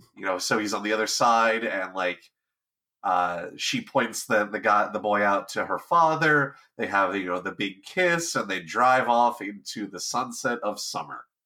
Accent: Southern California, United States; growing up in Southern California

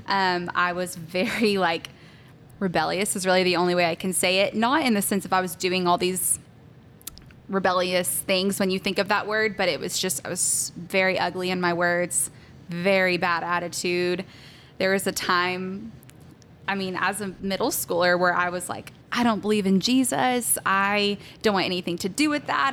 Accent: Salina, Texas, United States; also born or lived in Pennsylvania; I am from Salina, Texas. Um, I grew up, I pretty much grew up there. We, I was actually born in Pennsylvania

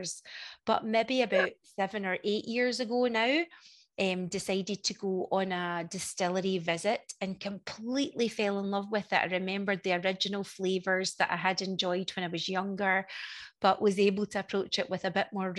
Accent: Scotland, United Kingdom; I'm the Scottish half of the Whiskey Sisters, and I'm based in Scotland

